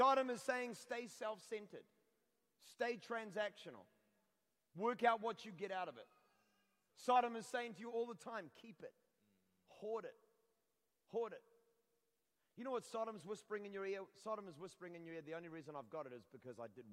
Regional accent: Scotland, United Kingdom; I'm Scottish. You can tell by the hair.

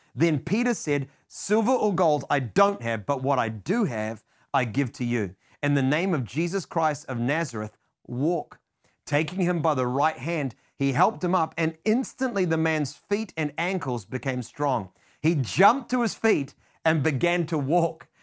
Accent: New Zealand; being a Kiwi, known for our tendency towards being hesitant and reserved

